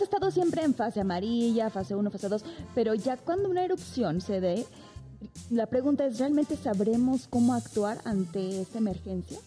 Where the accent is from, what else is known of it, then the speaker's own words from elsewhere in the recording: Mexico City, Mexico; en la capital, por ejemplo, que es mi tierra natal